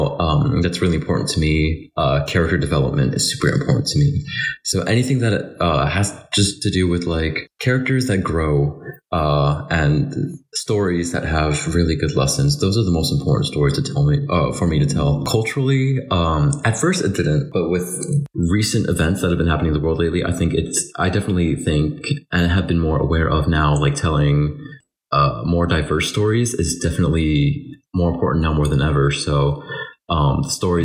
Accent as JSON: {"language": "English", "country": "Philippines", "said": "I'm Filipino."}